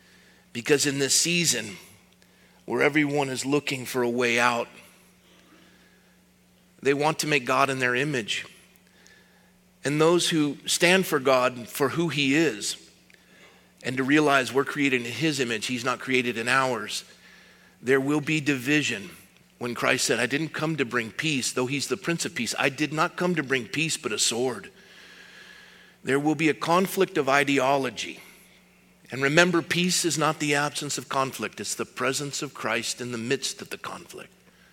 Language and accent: English; Scotland, United Kingdom; I'm from Scotland. We don't like dates. You can't make scotch out of dates.